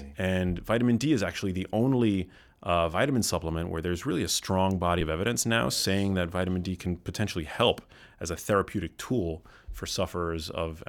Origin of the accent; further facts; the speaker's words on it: New York City, New York, United States; moved away as an adult; now in California, United States; I grew up in New York City, yeah.